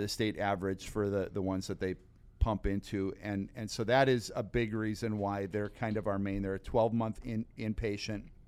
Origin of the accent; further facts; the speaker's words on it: Sheboygan County, Wisconsin, United States; I grew up in Sheboygan County